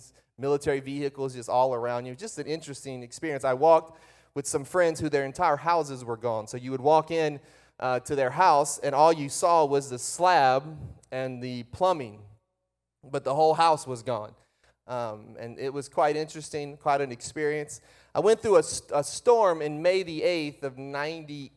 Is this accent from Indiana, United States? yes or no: no; Breaux Bridge, Louisiana, United States; I was born and raised. My father pastored a church outside of Lafayette, Louisiana, which is called Brobridge.